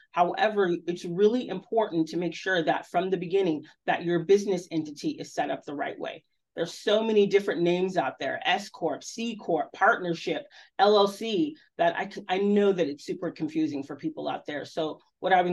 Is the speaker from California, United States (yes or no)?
yes; Southern California, United States; moved away as an adult; I'm from Southern California